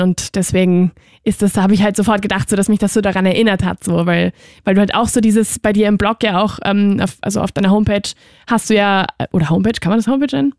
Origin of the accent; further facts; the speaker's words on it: Spain; moved away; ich bin ja aus Spanien